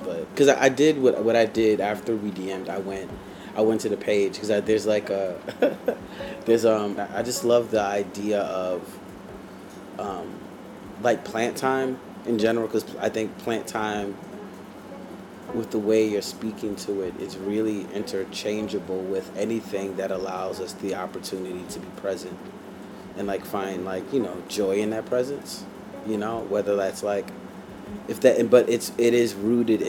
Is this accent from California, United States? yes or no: no; New York City, New York, United States; growing up in the Bronx